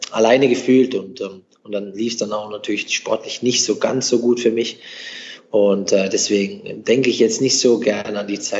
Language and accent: German; Germany; born there; weil ich bin ja in Deutschland geboren.